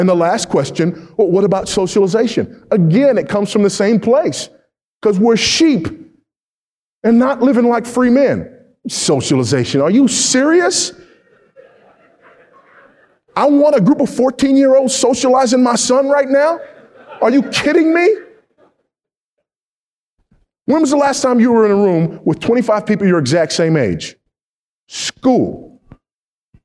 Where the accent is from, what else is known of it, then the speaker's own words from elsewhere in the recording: California, United States; my home state of California